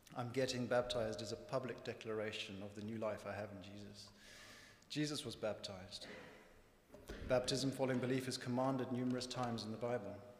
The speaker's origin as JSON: {"language": "English", "region": "northern Zimbabwe", "country": "Zimbabwe", "tie": "born or raised there", "said": "If you can't quite place my accent, I was born in Zimbabwe, when it was known as Rhodesia, and grew up on a farm in the north of the country."}